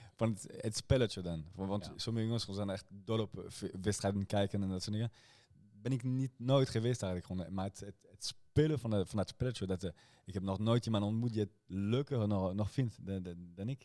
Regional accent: Rotterdam, South Holland, Netherlands; ik ben ook eigenlijk een Rotterdammer

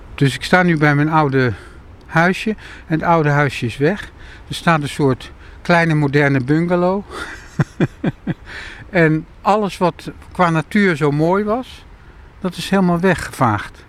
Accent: Amersfoort, Utrecht, Netherlands; moved away; also born or lived in Rotterdam; ik ben opgegroeid in Amersfoort voordat ik in Rotterdam kwam wonen.

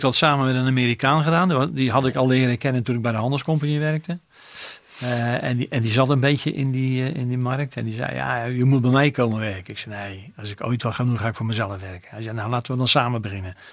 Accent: Rotterdam, South Holland, Netherlands; Dus, dus mijn, mijn geboorte is het centrum, maar mijn, mijn hele leven heb ik op eh, Zuid gewoond

